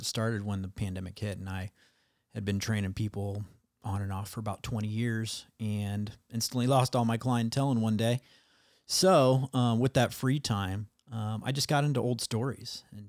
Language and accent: English; Iowa, United States; also born or lived in Ohio; Went to Marietta College for school, played basketball, grew up in Iowa, have lived pretty much between Ohio and Iowa quite a bit, but I've been in California, North Carolina, Pittsburgh.